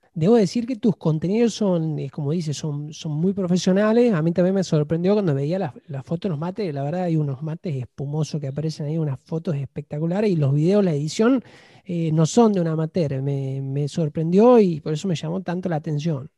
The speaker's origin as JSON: {"language": "Spanish", "country": "Argentina", "said": "yo soy un argentino"}